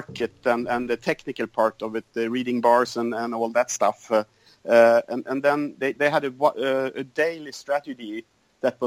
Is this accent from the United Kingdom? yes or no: no; Sweden; I'm from Sweden, and I live on the countryside